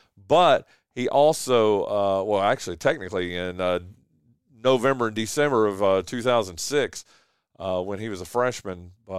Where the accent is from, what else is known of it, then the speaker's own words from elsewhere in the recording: Wilkes County, North Carolina, United States; moved away as an adult; now in Kinston, United States; I got here in 2002. I've been here 21 years, and I love it here. Absolutely love it here. But I grew up in Wilkes County, North Carolina